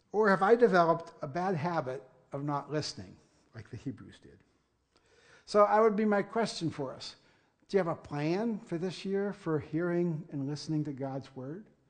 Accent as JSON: {"language": "English", "town": "Punxsutawney", "region": "Pennsylvania", "country": "United States", "tie": "born or raised there", "moved": "yes", "said": "I am actually born and raised in Punxsutawney"}